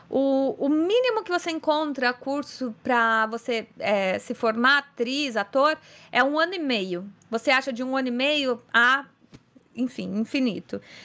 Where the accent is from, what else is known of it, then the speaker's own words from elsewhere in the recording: São Paulo, Brazil; eu sou de São Paulo, sou atriz, cantora, dubladora